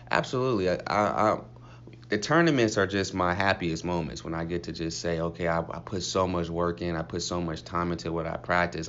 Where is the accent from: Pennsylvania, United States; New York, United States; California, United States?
California, United States; Compton; moved away as an adult; also born or lived in Cleveland; Coming from Compton.